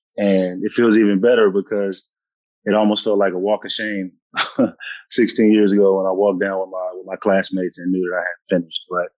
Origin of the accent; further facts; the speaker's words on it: United States; moved away as an adult; when we come from the States, the American players I'm talking about, where we still have 1 foot in America